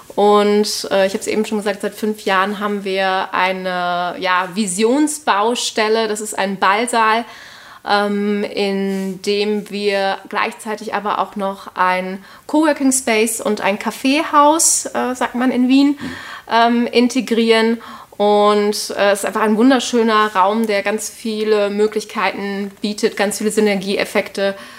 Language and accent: German; Cologne, North Rhine-Westphalia, Germany; accent: Hochdeutsch; moved away as an adult; now in Vienna, Austria; Die haben sich dann in Köln kennengelernt. Ähm, also somit bin ich Kölnerin, aber ich spreche ja verhältnismäßig Hochdeutsch